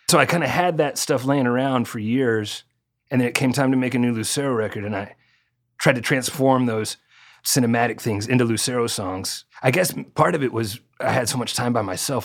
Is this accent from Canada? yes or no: no; Arkansas, United States; I was growing up in Arkansas